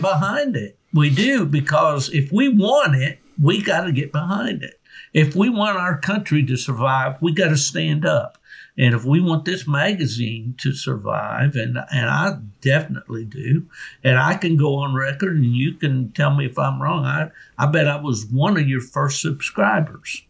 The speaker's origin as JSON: {"language": "English", "town": "Beckley", "region": "West Virginia", "country": "United States", "tie": "born or raised there", "said": "my hometown of Beckley, West Virginia"}